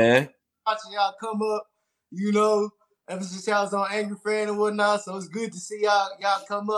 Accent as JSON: {"language": "English", "region": "Texas", "country": "United States", "said": "I'm from Texas."}